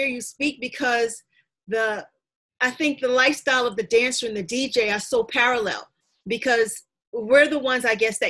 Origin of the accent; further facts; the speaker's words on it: Queens, New York, United States; I'm from Queens.